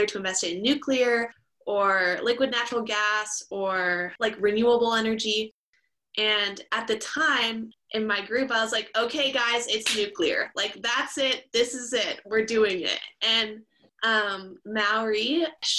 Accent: Calgary, Alberta, Canada; moved away as an adult; also born or lived in Houston, Texas; now in Vancouver, Canada; I went from Houston, Texas to Calgary, Alberta

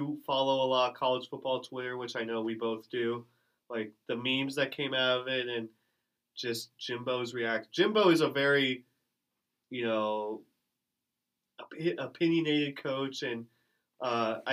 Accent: Omaha, Nebraska, United States; I grew up in Omaha

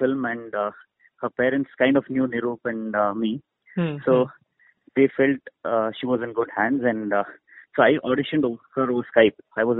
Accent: India; So, I'm very Indian at heart when it comes to the core emotion of a film.

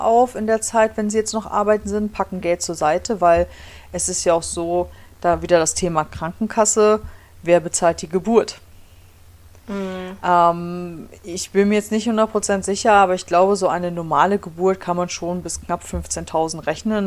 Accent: Germany; moved away as an adult; now in Michigan, United States; bei uns in Deutschland

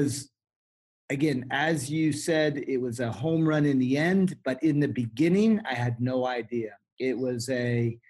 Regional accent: Sonoma Valley, California, United States; I was raised here in the Sonoma Valley as a part of the Sebastiani wine growing family.

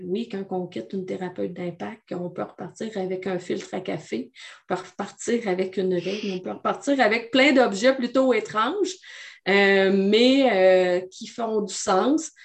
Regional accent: Abitibi-Témiscamingue, Quebec, Canada; je suis originaire de la BTB. Je suis une femme de région avec un vocabulaire de région

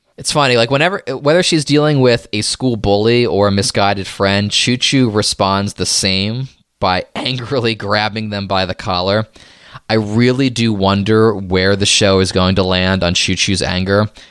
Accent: United States; I'm an American here

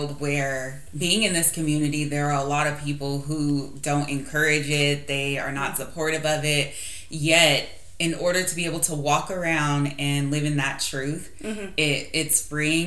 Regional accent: Arizona, United States; I'm born and raised in Arizona

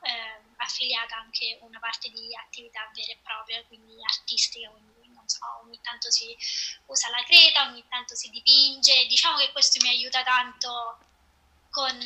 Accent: Rome, Lazio, Italy; now in Boston, United States; sono di Roma, però eh, almeno da tre anni e qualcosa che abito a Boston.

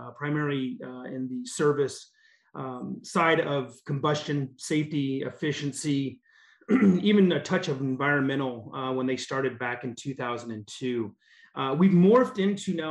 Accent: Alaska, United States; moved away as an adult; also born or lived in Texas; Born and raised in Alaska.

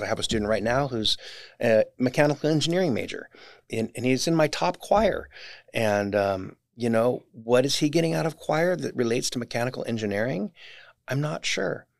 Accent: Orange, California, United States; I grew up in Orange

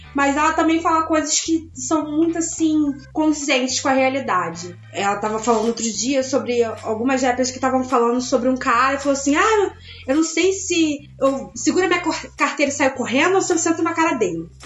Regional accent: Rio de Janeiro, Brazil; now in São Paulo, Brazil; Eu sou carioca

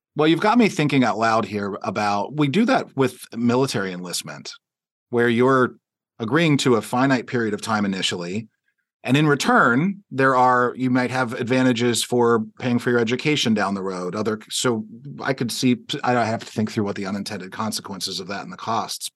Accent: Pittsburgh, Pennsylvania, United States; we're both from Pittsburgh

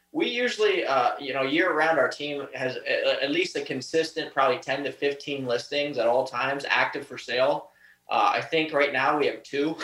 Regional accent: Erie County, Pennsylvania, United States; I was born and raised here

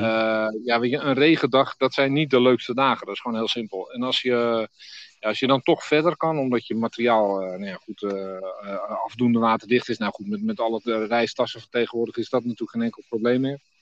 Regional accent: Berkhout, North Holland, Netherlands; we komen uit Berghout.

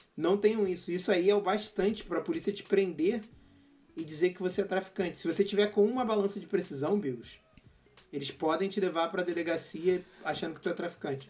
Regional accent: Rio de Janeiro, Brazil; sou do Rio

